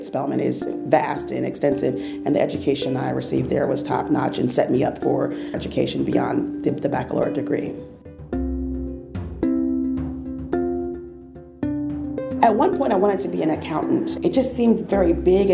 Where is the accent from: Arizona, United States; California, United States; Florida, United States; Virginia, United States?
Florida, United States; Fort Lauderdale; also born or lived in New York; I was born in New York and went to school in Fort Lauderdale, Florida